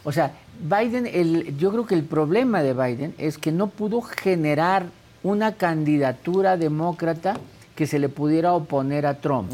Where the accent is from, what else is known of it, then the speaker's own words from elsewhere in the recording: Mexico; como mexicano